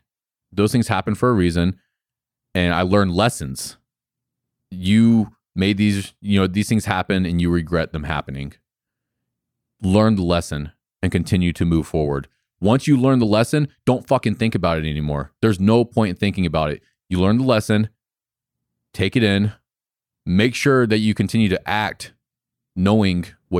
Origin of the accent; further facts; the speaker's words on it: Florida, United States; There's no way that I would have thought that I would have a gym in North Carolina. I'm not even from North Carolina. I'm from Florida.